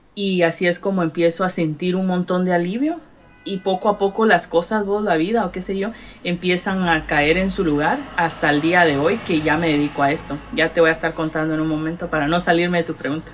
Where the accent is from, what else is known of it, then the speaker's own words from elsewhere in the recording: Retalhuleu, Guatemala; moved away as an adult; also born or lived in Los Angeles, California, United States; now in Massachusetts, United States; yo nací aquí en Estados Unidos, pero me llevaron a Guatemala cuando cumplí los cinco años de edad. Y crecí, o sea, crecí en Guate, estudié, me gradué y ya volví a Estados Unidos hace seis años